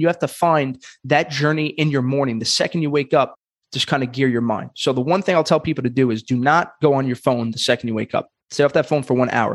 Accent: New York, United States; in New York, and I'm from Brooklyn

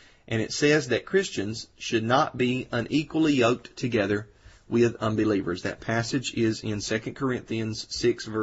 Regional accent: Georgia, United States; here in Georgia, my home state

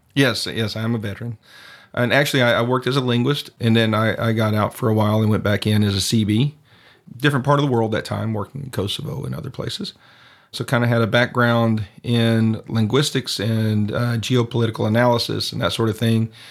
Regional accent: East Texas, United States; moved away as an adult; now in San Cristobal, Mexico; I'm originally from East Texas

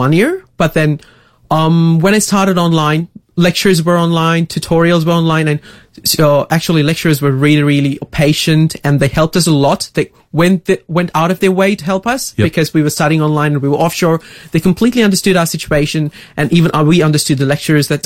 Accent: Hatton, Central Province, Sri Lanka; moved away as an adult; now in Adelaide, Australia; I'm actually from a central town called Hatton, like in central Sri Lanka. And I come from a very rural upbringing back in Sri Lanka.

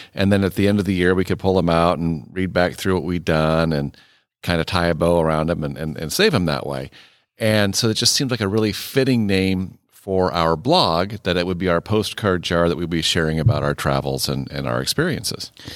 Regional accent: Iowa, United States; moved away as an adult; also born or lived in Wisconsin / Mississippi / Nebraska; I am also a native Midwesterner. I grew up in Iowa

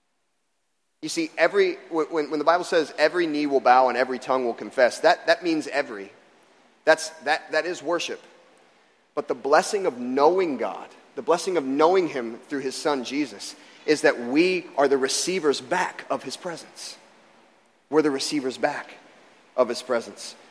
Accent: Florida, United States; moved away; I grew up in Florida

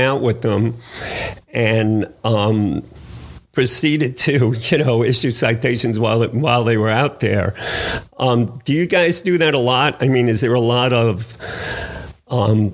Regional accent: Nissequogue, New York, United States; I'm from the Nessaquah

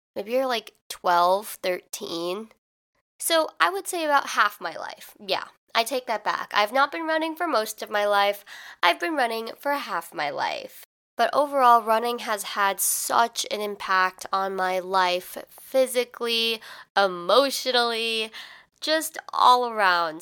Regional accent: Midwest, United States; I'm from the Midwest, which means in the fall, it's pretty hot

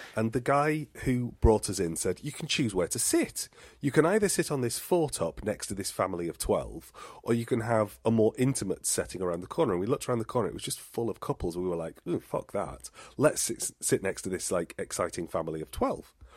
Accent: England, United Kingdom; also born or lived in Totnes, Devon; we said oh, from England

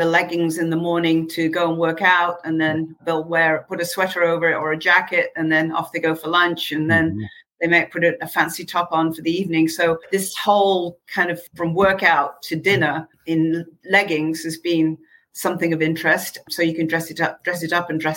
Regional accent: Manchester, North West England, United Kingdom; moved away; I'm from bloody Manchester

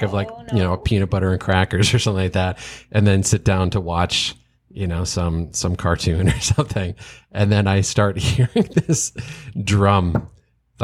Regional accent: Kent, Connecticut, United States; also born or lived in New York; when I was growing up in Connecticut

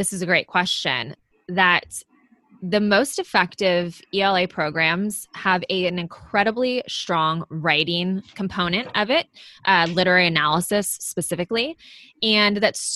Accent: Bay Area, California, United States; also born or lived in Los Angeles / Manhattan Beach; I grew up in the Bay Area as well, and I moved to LA to go to Loyola Marymount University

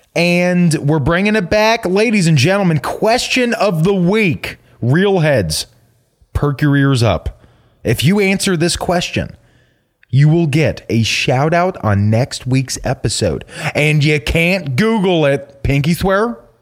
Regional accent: Atlanta, Georgia, United States; we're Atlantans

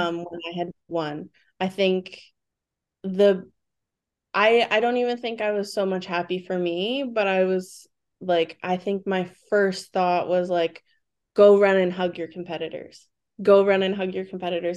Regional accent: Vancouver, British Columbia, Canada; I was born and raised in Vancouver, B C

